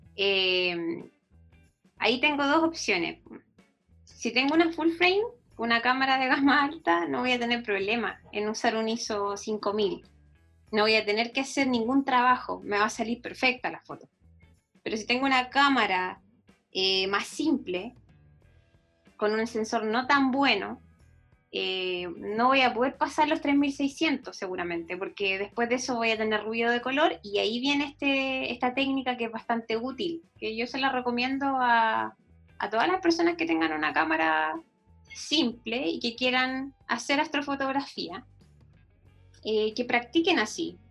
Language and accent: Spanish; Concepción, Biobío, Chile; moved away as an adult; also born or lived in Valdivia; now in San Pedro de Atacama, Chile; nací en Valdivia, pero eh, viví muy pocos años en Valdivia. Y después mi familia se fue, se trasladó a Concepción, así que yo me prácticamente viví toda mi vida en Concepción.